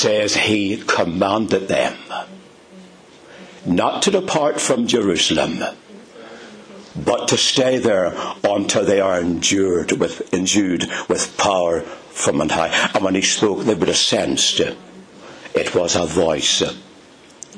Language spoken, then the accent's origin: English; Ulster, Northern Ireland, United Kingdom; accent: Ulster; you shall recognize me by my Ulster accent